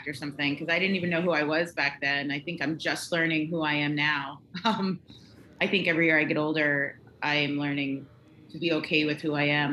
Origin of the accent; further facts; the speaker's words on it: Raleigh, North Carolina, United States; also born or lived in Staten Island, New York; when I moved to North Carolina from New York, looking back, my mother, I think, was dealing with that big move from Staten Island to Raleigh, North Carolina.